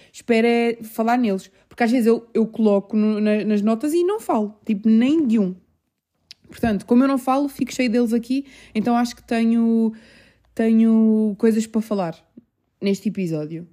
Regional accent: Portugal; also born or lived in England; eu só nasci em Inglaterra e eu vim para aqui, eu sou portuguesa

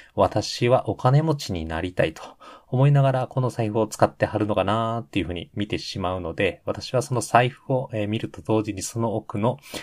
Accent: Hyogo, Japan; moved away as an adult; also born or lived in Ishikawa; 兵庫県出身でございます

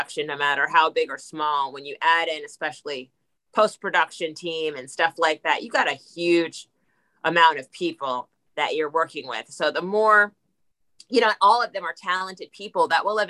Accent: New Jersey, United States; I'm from New Jersey

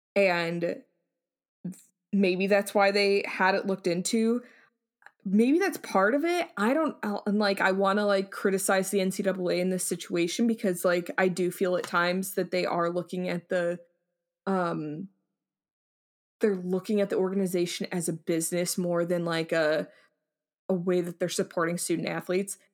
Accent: United States; we're, we're American

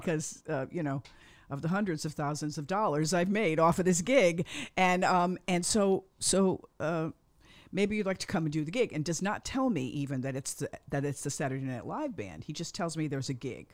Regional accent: Cheshire, Connecticut, United States; also born or lived in Bronx, New York; I was born in the Bronx, and then we moved up to a town called Cheshire

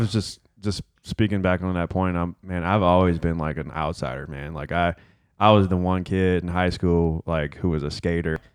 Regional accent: Detroit, Michigan, United States; growing up in Detroit

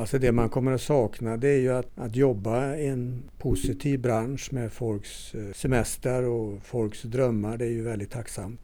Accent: Torsby, Värmland, Sweden; moved away; also born or lived in Östersund / Stöllet; kommer ursprungligen från Torsby

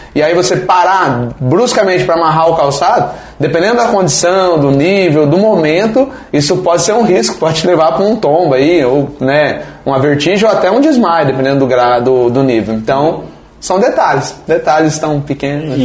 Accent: Foz do Iguaçu, Paraná, Brazil; moved away as an adult; now in São Miguel do Iguaçu, Brazil; eu sou de Foz do Iguaçu, natural de lá, nasci lá, me criei lá em Foz do Iguaçu

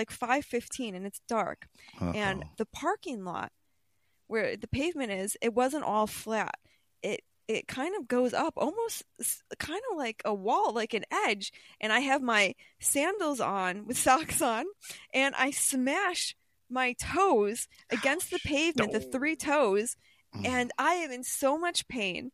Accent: New York, United States; I'm from New York

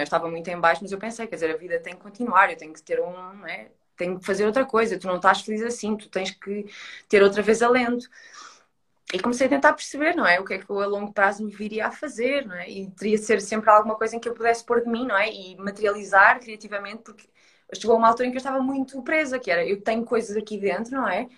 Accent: Coimbra, Centro, Portugal; now in Lisbon, Portugal; eu estou em Lisboa e eu sou de Coimbra

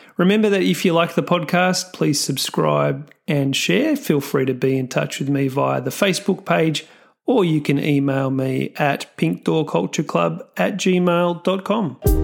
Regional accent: Australia; I'm Australian

